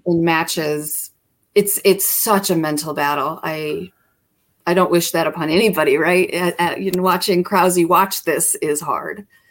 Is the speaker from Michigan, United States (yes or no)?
yes; Kalamazoo, Michigan, United States; born or raised there